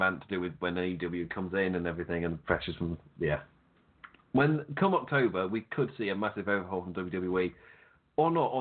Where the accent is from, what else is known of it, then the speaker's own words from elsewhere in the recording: England, United Kingdom; I'm English